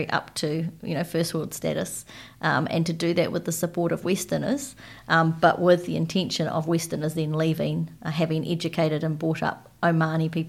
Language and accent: English; Waiouru, Manawatū-Whanganui, New Zealand; born there; I was born in Waiouru, uh, which makes me an army brat because there's not much else there, mm-hmm. uh, which also means that I moved a lot as a child.